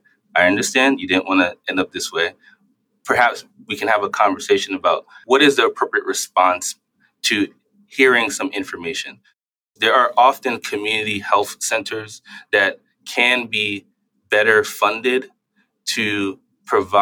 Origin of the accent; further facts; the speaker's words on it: New York City, New York, United States; now in Boston, United States; when I grew up in New York City